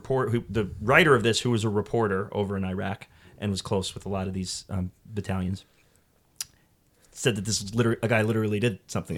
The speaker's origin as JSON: {"language": "English", "region": "New York", "country": "United States", "said": "I'm from New York. The Big Apple."}